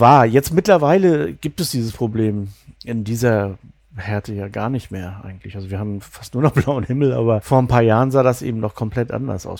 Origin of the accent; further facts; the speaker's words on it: East Germany, Germany; moved away as an adult; also born or lived in Bavaria / Mecklenburg; Ich bin im Osten aufgewachsen, also in der DDR